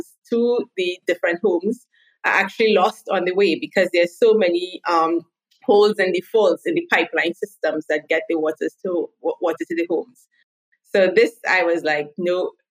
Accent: Trinidad & Tobago; first language English; moved away as an adult; now in Israel; I am originally from Trinidad and Tobago. It's a small little island in the Caribbean, but I now live in Israel

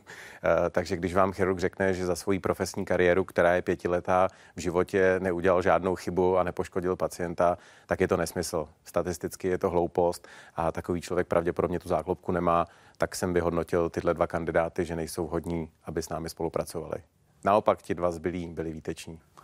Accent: Czechia; my jako Češi

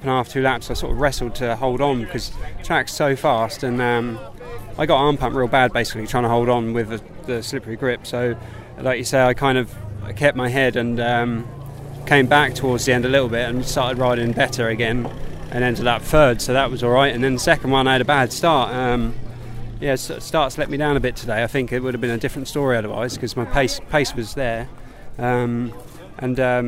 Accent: England, United Kingdom; we're English. We are what we are

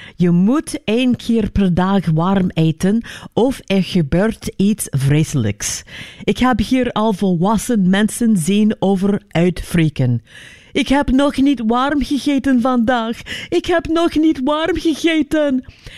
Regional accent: United States; moved away; Ik ben in Amerika geboren

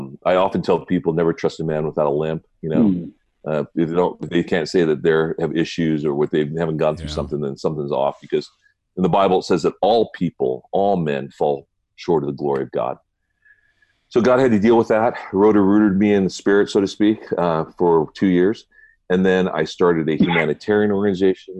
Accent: Southern California, United States; moved away as an adult; also born or lived in Colorado Springs, Colorado; I grew up in Southern California in a Buddhist home

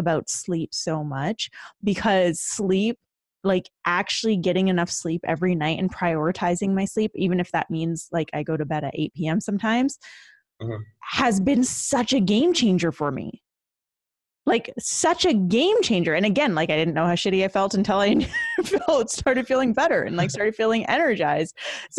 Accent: Canada; now in Los Angeles, United States; I'm originally from Canada. Okay. But I moved to LA.

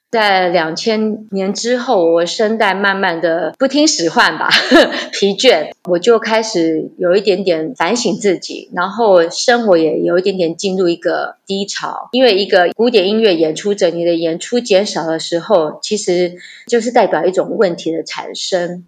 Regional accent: Yunlin County, Taiwan; 我们家是云林人

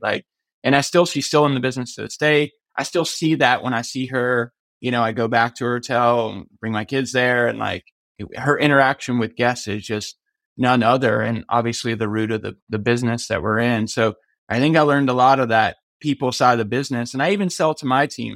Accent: Myrtle Beach, South Carolina, United States; I grew up in Myrtle Beach, South Carolina

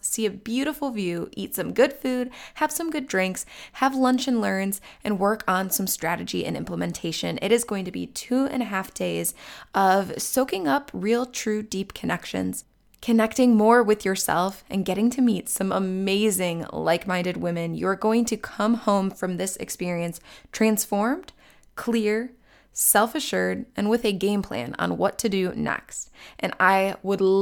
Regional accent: Chagrin Falls, Ohio, United States; Chagrin Falls, Ohio, my favorite town, which is my hometown

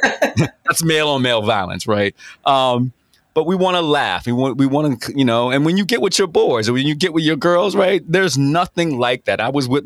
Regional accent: Virginia Beach, Virginia, United States; I come from Green Run

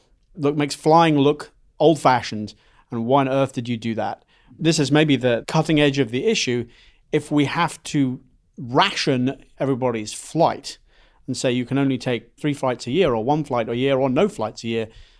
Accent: England, United Kingdom; accent: mid-Atlantic; now in United States; so I come from England.

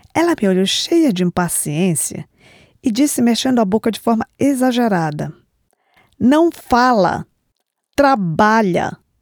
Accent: Belém, Pará, Brazil; moved away as an adult; now in United States; sou de Belém do Pará, nascida e criada no bairro do Telégrafo

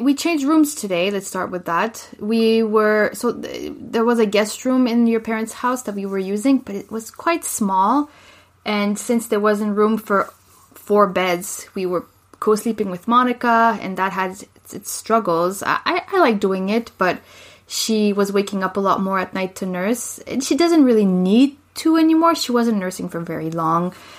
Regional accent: Laval, Quebec, Canada; moved away as an adult; now in Calgary, Canada; I was born in Quebec City

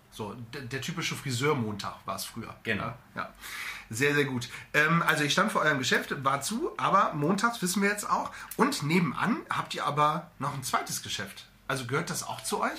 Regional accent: the North, Northern Germany, Germany; hier bei uns im Norden

